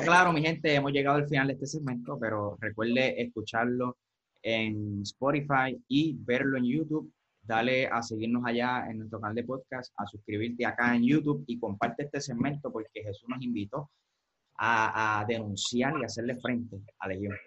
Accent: Puerto Rico; los que somos puertorriqueños

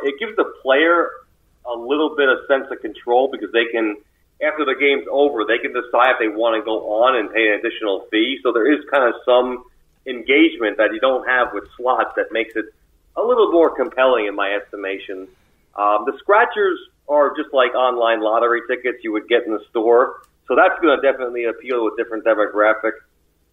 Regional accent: United States; being an American

